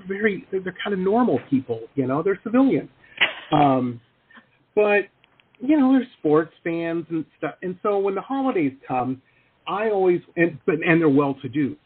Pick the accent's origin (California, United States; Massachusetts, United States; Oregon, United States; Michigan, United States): Michigan, United States; Detroit; moved away; I grew up in Detroit, so that's my basis of comparison to everything.